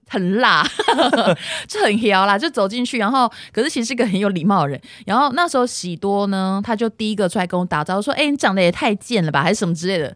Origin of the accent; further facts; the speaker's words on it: Hsinchu, Taiwan; also born or lived in Tainan; 那时候我从台南转回来的时候